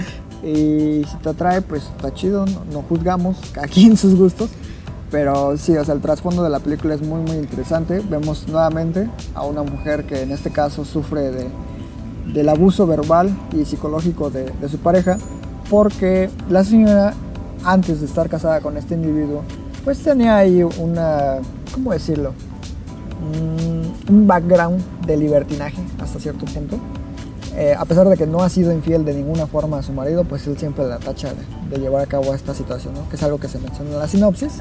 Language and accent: Spanish; Mexico; dado que somos mexicanos